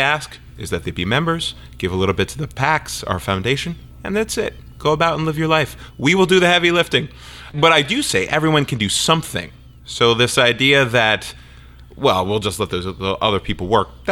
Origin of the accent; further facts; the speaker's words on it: outside of Philadelphia, Pennsylvania, United States; I grew up outside of Philadelphia, rooting for the Eagles